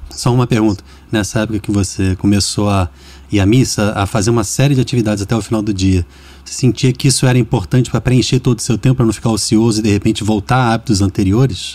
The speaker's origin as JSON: {"language": "Portuguese", "region": "Rio de Janeiro", "country": "Brazil", "said": "Eu sou do Rio"}